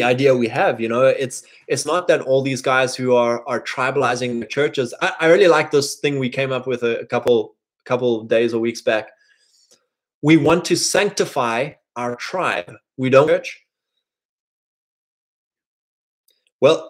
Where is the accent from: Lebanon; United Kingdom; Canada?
United Kingdom; England; me being an English boy